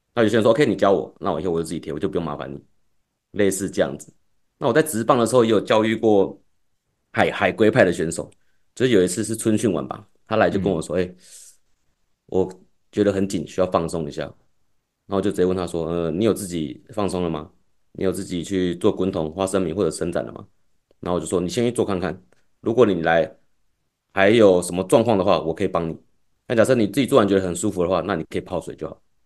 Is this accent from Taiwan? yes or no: yes; Taipei, Taiwan; 因为我是台北人嘛